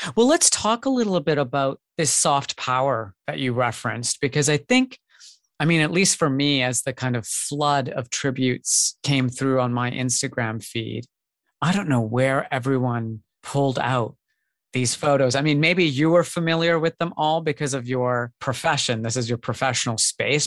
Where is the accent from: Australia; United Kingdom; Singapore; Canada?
Canada; growing up in Canada